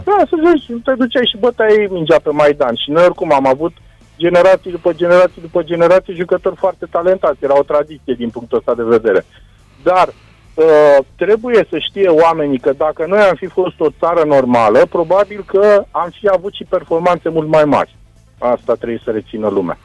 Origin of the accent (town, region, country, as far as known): Romania